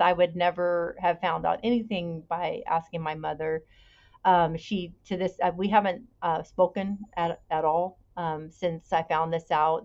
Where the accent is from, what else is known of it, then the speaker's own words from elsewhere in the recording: Bay Area, California, United States; I was born in 1967 in California. I still live in California. I grew up in the Bay Area